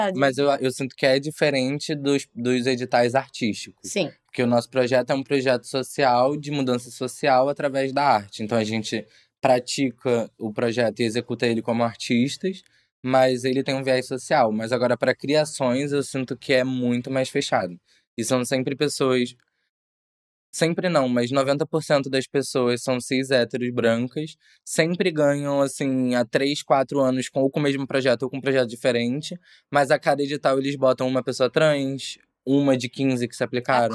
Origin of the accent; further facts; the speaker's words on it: Brazil; moved away as an adult; now in Portugal; eu, enquanto brasileiro